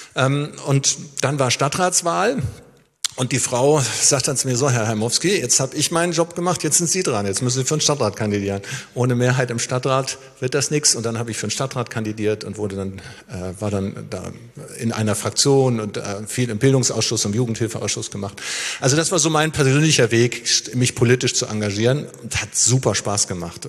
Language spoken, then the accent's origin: German; Schleswig-Holstein, Germany; moved away; also born or lived in Lower Saxony / Gera, Thuringia; ich bin ja in Schleswig-Holstein aufgewachsen